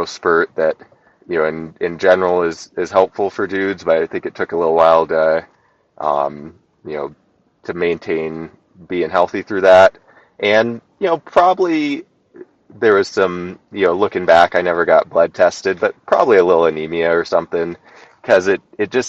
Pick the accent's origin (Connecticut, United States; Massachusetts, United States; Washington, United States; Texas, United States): Washington, United States; Central; moved away as an adult; now in Alaska, United States; I grew up in Washington State, Central Washington, kind of desert area